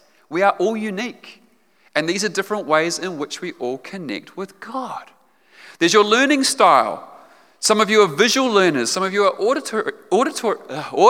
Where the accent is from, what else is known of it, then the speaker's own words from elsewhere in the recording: Otago, New Zealand; I grew up in Otago. I grew up down south